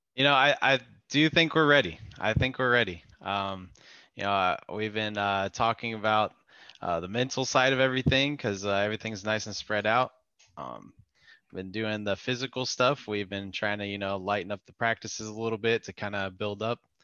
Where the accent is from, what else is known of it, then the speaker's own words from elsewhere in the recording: Dallas, Texas, United States; also born or lived in Arlington, Texas; I grew up in Dallas and in Arlington